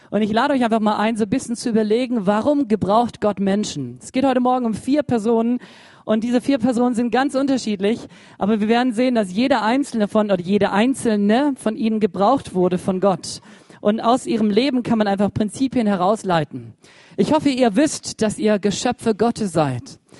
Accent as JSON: {"language": "German", "region": "Baden-Württemberg", "country": "Germany", "said": "Ich dachte, ich bin Schwabe, ich schaff's auch allein."}